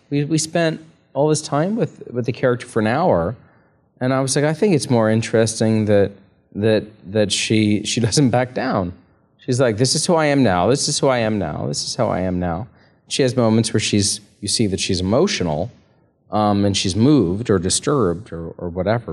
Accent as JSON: {"language": "English", "country": "United States", "said": "as an American"}